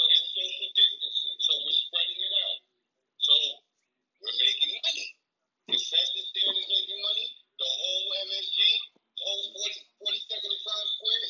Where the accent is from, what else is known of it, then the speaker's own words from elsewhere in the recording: New York, United States; as being a New Yorker